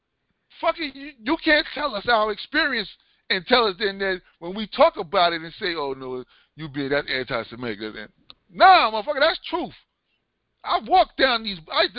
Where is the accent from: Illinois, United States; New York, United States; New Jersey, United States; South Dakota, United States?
New York, United States; New York City; growing up in Brooklyn.